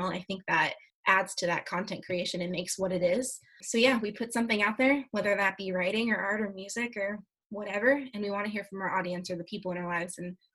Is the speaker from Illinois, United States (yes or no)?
yes; Joliet, Illinois, United States; born there; now in Florida, United States; I was born in Joliet, Illinois.